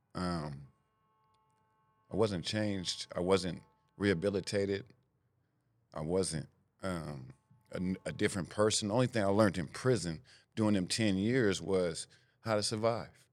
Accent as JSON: {"language": "English", "town": "Sacramento", "region": "California", "country": "United States", "tie": "born or raised there", "said": "I grew up in Sacramento, California, the, the Del Paso Heights area, North Sac"}